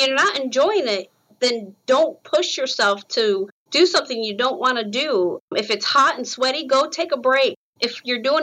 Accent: Rochester, New York, United States; moved away as an adult; also born or lived in Pennsylvania; now in North Carolina, United States; growing up in Rochester, New York

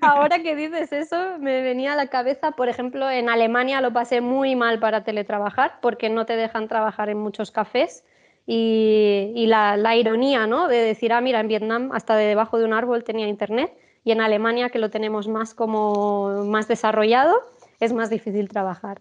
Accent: Spain; siendo española me quedo en Sudamérica

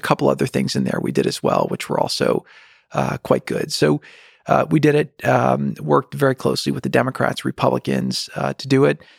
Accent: New Jersey, United States; we grew up in New Jersey

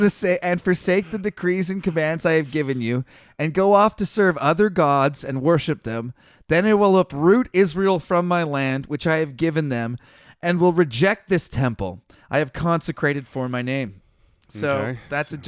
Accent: Canada; I'm from Canada, man. I'm one of the good white people.

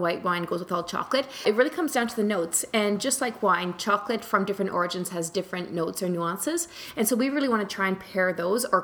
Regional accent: New Zealand; now in Canada; I grew up in New Zealand

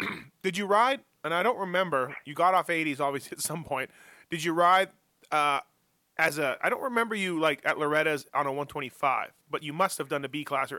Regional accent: Canada; as a kid growing up in Canada

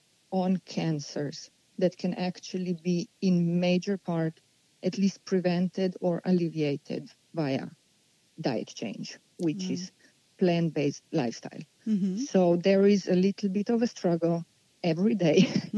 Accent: Slovenia; also born or lived in Italy / Ohio, United States; now in Southern California, United States; born in Europe, in Slovenia, and I moved to Ohio later

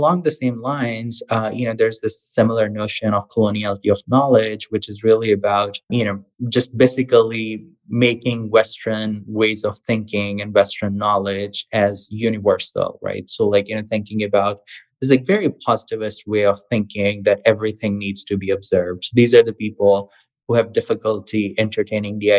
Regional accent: Pakistan; now in United States; I was born in Pakistan, grew up there

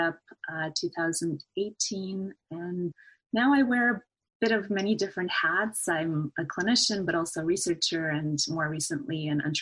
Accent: Canada; I finished my degree at the University of Alberta in Edmonton, Canada, so I'm a Canadian

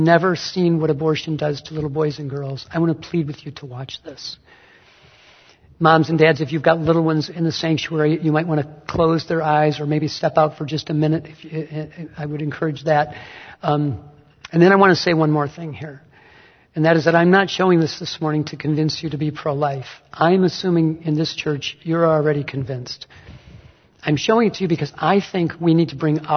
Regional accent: Detroit, Michigan, United States; moved away; also born or lived in Fort Wayne; my hometown in Detroit

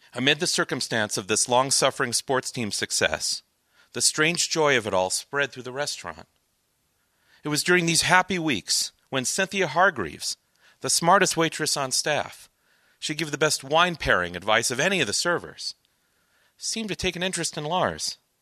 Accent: Hastings, Minnesota, United States; my hometown of Hastings, Minnesota

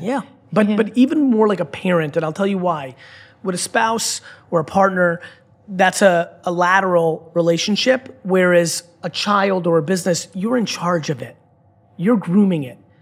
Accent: United States; as an American citizen, I've traveled the world my whole life

